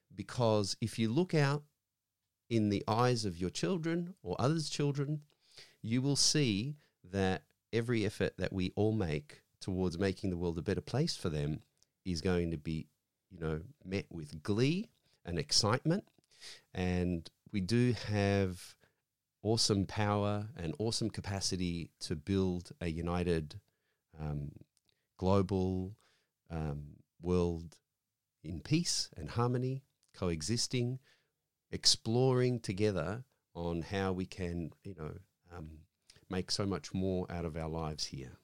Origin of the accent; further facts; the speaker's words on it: Australia; I'm Australian-born, My parents came in from overseas in the seventies